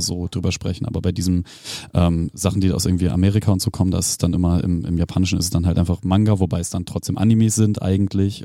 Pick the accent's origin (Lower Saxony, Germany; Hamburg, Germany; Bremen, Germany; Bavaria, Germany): Bremen, Germany; Ich als Blumenthaler